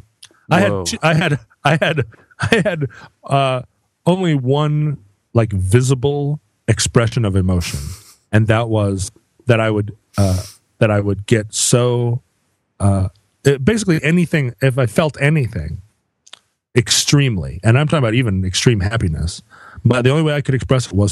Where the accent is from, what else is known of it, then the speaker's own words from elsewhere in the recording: Welsh, Wales, United Kingdom; I am Welsh